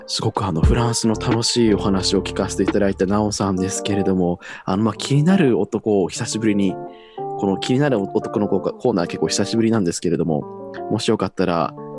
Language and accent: Japanese; Iwate, Japan; 私地元が岩手なんですけれども